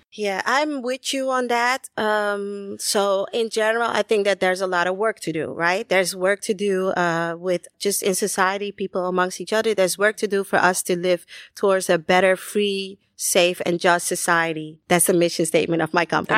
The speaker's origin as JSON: {"language": "English", "town": "Amsterdam", "region": "North Holland", "country": "Netherlands", "tie": "born or raised there", "also_born_or_lived": "Caribbean", "said": "raised in the eighties in Amsterdam, in the Netherlands, spent some time in the Caribbean."}